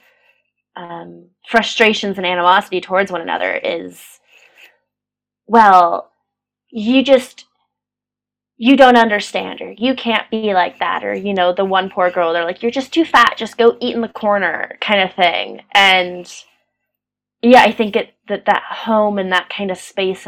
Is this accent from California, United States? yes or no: yes; Pasadena, California, United States; moved away as an adult; now in Manchester, United Kingdom; I'm from Pasadena, California, and that's a very affluent community